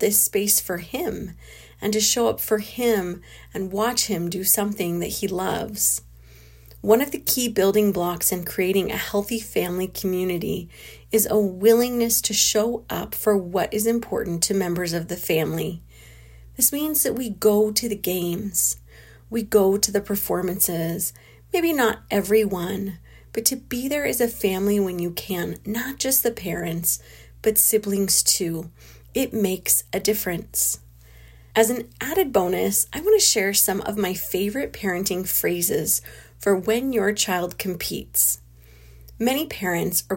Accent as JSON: {"language": "English", "region": "California", "country": "United States", "tie": "born or raised there", "moved": "yes", "said": "a hotel room in my hometown in California"}